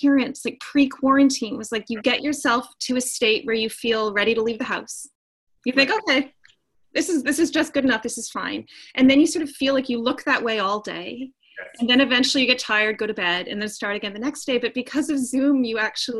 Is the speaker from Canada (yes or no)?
yes; Winnipeg, Manitoba, Canada; moved away as an adult; I come from Winnipeg, Manitoba, Canada